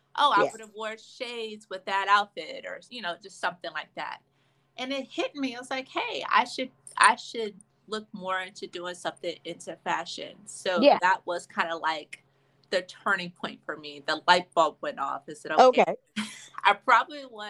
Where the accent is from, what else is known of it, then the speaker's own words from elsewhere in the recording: Atlanta, Georgia, United States; I'm from Atlanta. Born and raised? Yes